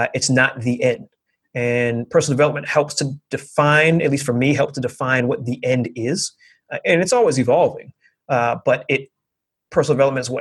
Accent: New York, United States; I was raised with a certain set of expectations and a certain set of thought processes growing up in New York

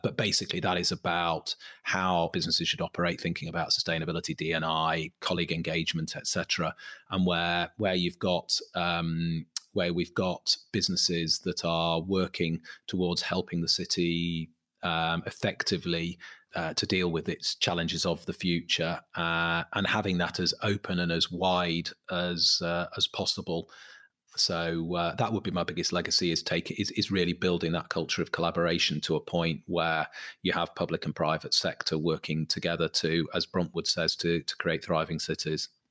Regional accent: Manchester, North West England, United Kingdom; I'm from Manchester

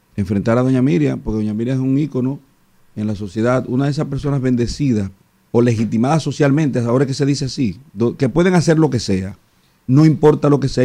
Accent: Boca Chica, Distrito Nacional, Dominican Republic; yo no puedo ahora decir, desdecirme de ser de Andrés Bocachica

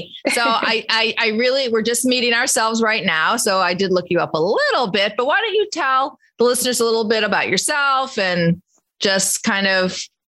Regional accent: Chicago, Illinois, United States; we're from Chicago

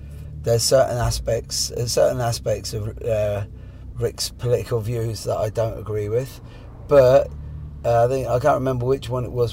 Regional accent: Ireland; I'm from Ireland

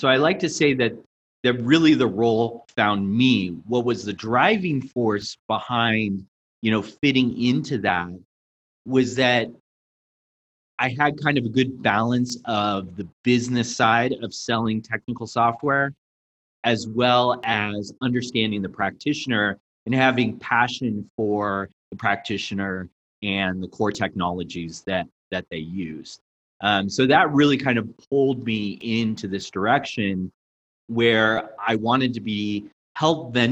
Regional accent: Colorado, United States; moved away as an adult; also born or lived in Silicon Valley, California; born and raised in Colorado, did my time in the Silicon Valley and moved back to Colorado.

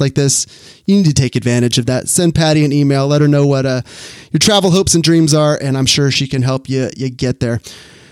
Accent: Sacramento, California, United States; Sacramento here, my hometown

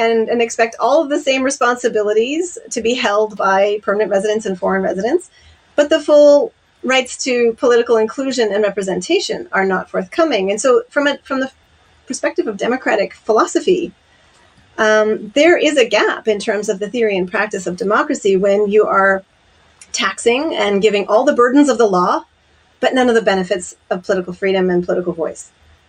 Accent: Canada; now in Japan; as a Canadian growing up

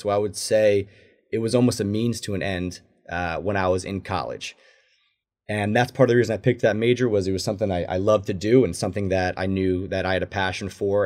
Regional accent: New Jersey, United States; moved away as an adult; also born or lived in San Diego; growing up in New Jersey

